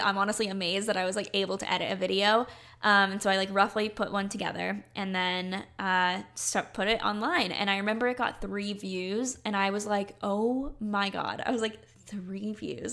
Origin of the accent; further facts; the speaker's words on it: North Carolina, United States; I grew up in North Carolina.